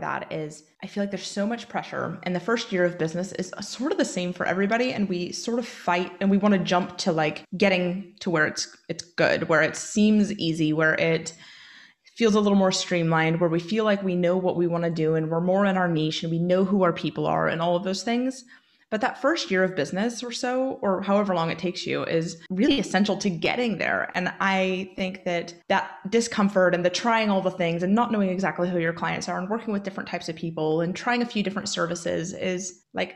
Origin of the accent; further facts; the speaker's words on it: Oregon, United States; moved away as an adult; now in Northern Ireland, United Kingdom; so I do live in Northern Ireland. and I am from Oregon, and I'm looking to move back.